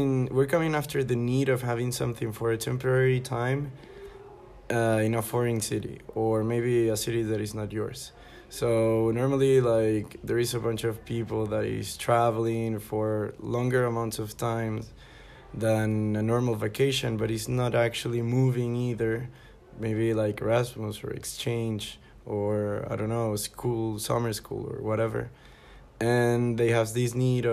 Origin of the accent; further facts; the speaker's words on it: Caracas, Capital District, Venezuela; moved away as an adult; also born or lived in Barcelona / Warsaw / Tokyo; now in Toulouse, France; I'm from Caracas, and in 2016 I decided to try my life here in Europe